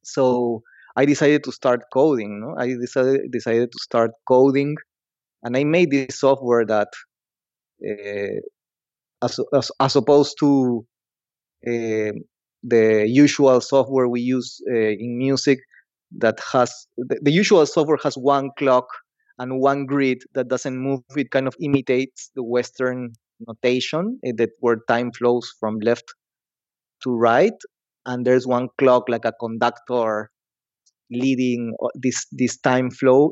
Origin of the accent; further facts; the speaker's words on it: Lima, Peru; I'm from Lima, Peru.